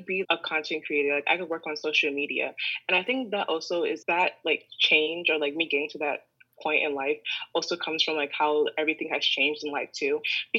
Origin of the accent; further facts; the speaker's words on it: Columbus, Ohio, United States; moved away as an adult; now in New York, United States; I'm originally from Columbus, Ohio.